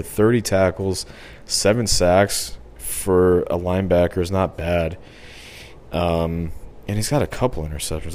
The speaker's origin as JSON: {"language": "English", "region": "Missouri", "country": "United States", "said": "I'm from Missouri."}